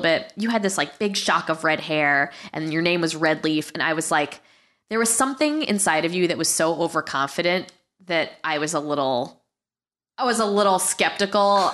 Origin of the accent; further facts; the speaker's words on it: Guilford, Connecticut, United States; my parents were from Queens, but I was from Guilford, Connecticut